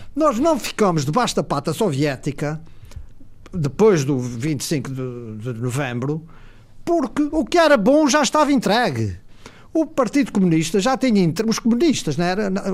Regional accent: Azores, Portugal; nós açorianos

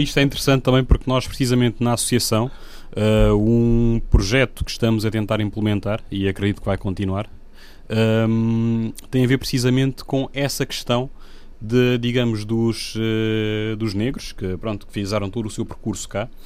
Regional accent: Guinea-Bissau; now in Portugal; eu sou africano, sou guineense, sou, digamos, imigrante cá

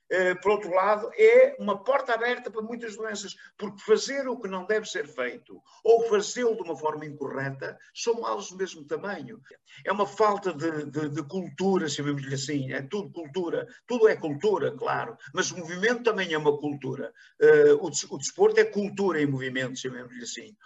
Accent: Paços de Ferreira, Porto District, Portugal; aqui na minha terra, aqui em Pasto Ferreira

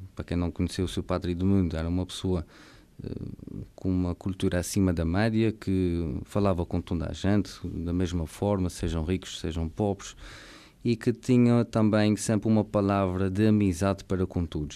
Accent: Ribeira Grande, Azores, Portugal; sou natural da Ribeira Seca, do Conselho da Ribeira Grande

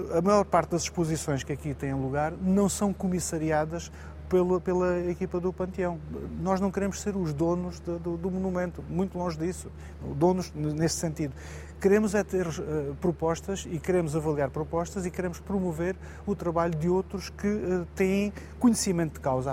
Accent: Moura, Alentejo, Portugal; ter sido presidente da Câmara Municipal de Moura, da minha terra

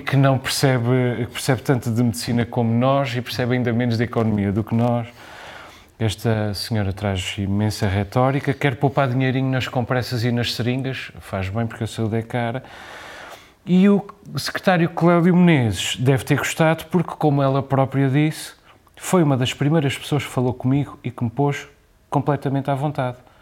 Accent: Azores, Portugal; nós somos açorianos

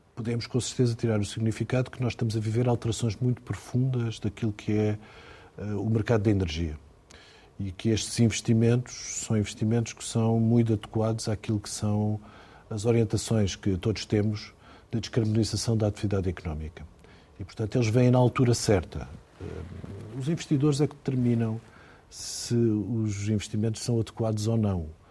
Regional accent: Ponte de Sor, Alentejo, Portugal; Fui onde nasci, dentro de uma fábrica de cortiça

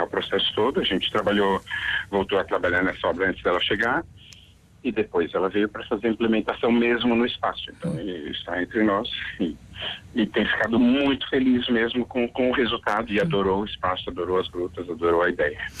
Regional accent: São Paulo, Brazil; now in Portugal; São Paulo, que é de onde eu venho

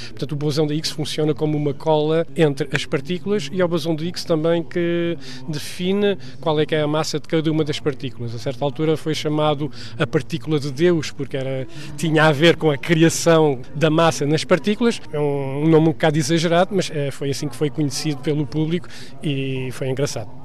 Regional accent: Moita, Setúbal, Portugal; moved away as an adult; also born or lived in Geneva, Switzerland; quando era pequenino na Moita

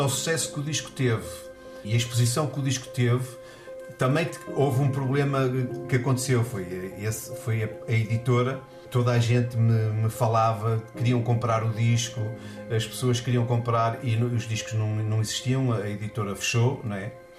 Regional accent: Porto, Norte, Portugal; eu sou natural do Porto, lá da, da, da onde eu morava

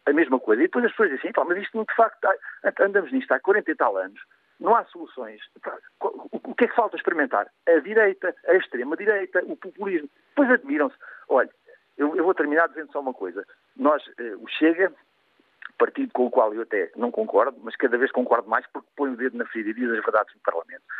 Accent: Portugal; enquanto português

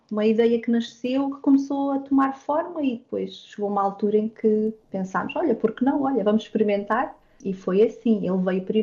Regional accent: Portugal; now in Hamilton, Canada; obrigado por ter esta oportunidade de estar a partilhar a minha experiência como portuguesa pelo mundo.

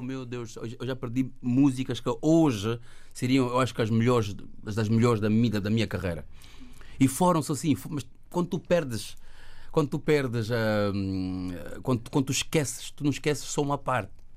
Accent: Luanda, Luanda Province, Angola; moved away; also born or lived in Belgium; eu nasci em Luanda, nasci em Angola

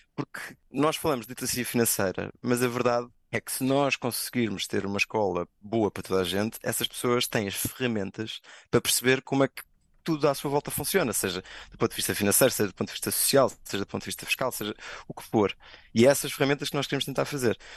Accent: Lisbon, Portugal; moved away as an adult; Eu sou de Lisboa

